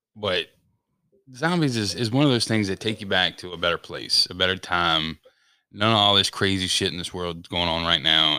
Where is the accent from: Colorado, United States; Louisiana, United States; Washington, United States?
Colorado, United States; Denver; I was born in Denver, Colorado